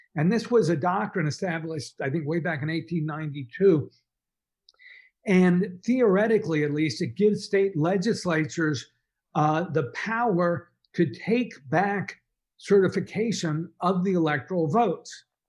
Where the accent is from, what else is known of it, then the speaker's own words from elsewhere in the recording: Dallas, Texas, United States; I grew up in Dallas